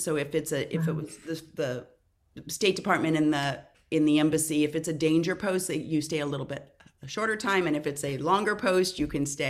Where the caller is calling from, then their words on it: California, United States; I am in Southern California on a hazy morning.